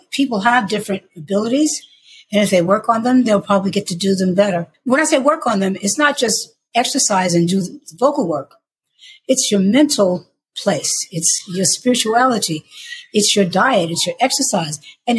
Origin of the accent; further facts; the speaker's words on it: New York, United States; accent: New York; because I don't have a Southern accent, I don't have like, you know, a deep, deep, deep contralto, gravelly, gospely voice. I sound like I'm from New York.